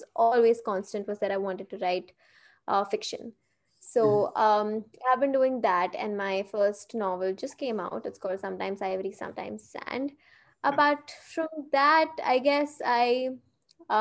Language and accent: English; Hyderabad, Telangana, India; moved away as an adult; also born or lived in Mumbai; I was born and brought up in Hyderabad, but I have lived almost all of my adult life in Mumbai because I shifted there for college.